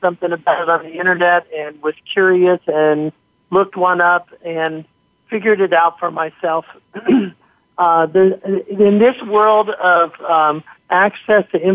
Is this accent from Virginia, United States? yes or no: no; Central Ohio, United States; moved away; I'm originally from Central Ohio, and I had family there